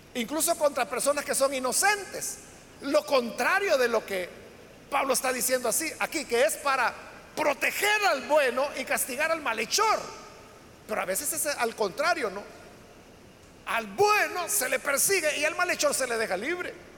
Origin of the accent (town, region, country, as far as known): El Salvador